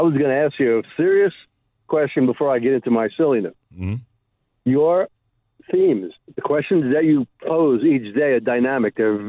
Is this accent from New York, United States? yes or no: yes; New York, United States; now in Shenandoah Valley, United States; I'm a transplant from the New York, New Jersey metropolitan area down to this beautiful Shenandoah Valley where I picked up this nickname.